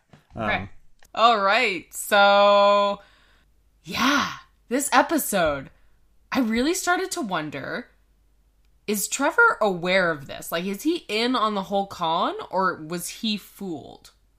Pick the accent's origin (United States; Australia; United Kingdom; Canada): Canada; Yeah, that's CA because we're Canadian.